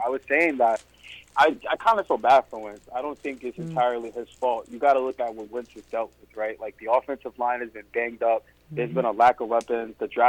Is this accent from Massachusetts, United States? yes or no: no; Jersey City, New Jersey, United States; accent: New York; now in South Jersey, United States; I'm from Jersey. I'm from Jersey City. Originally.